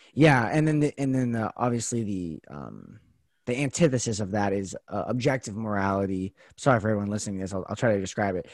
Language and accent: English; United States; as American citizens